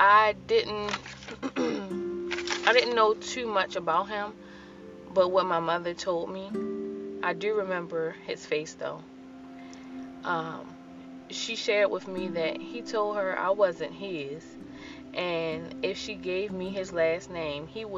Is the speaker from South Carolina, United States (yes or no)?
no; Baltimore, Maryland, United States; Growing up in Baltimore City was rough.